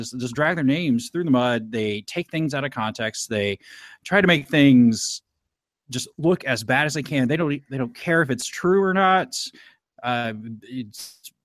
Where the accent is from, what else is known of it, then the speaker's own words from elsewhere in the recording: Indianapolis, Indiana, United States; I'm from Indianapolis